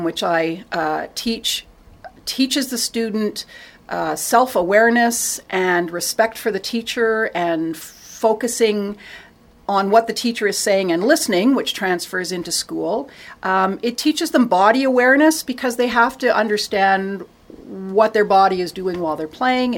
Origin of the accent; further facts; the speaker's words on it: Toronto, Ontario, Canada; I grew up in Toronto